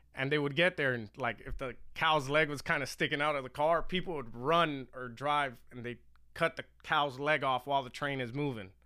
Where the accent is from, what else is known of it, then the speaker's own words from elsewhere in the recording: Miami, Florida, United States; I grew up in Miami, late eighties, or just nineties